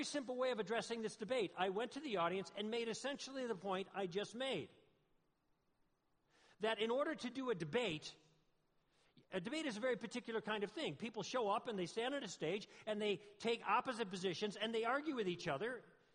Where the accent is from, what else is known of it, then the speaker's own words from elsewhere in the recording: Southern California, United States; I'm from Southern California, and I live on the West End, which is by the coast